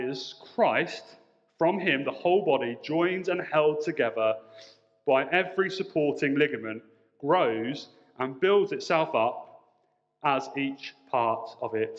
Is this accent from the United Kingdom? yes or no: yes; Portsmouth, South East England, United Kingdom; I grew up in Portsmouth, and if you know Portsmouth, you may know that Portsmouth is an island